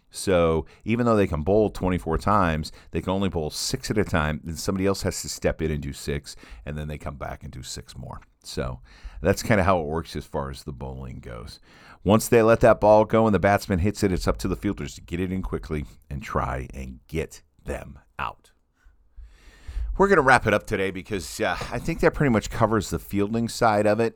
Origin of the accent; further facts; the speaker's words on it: Midwest, United States; growing up in the Midwest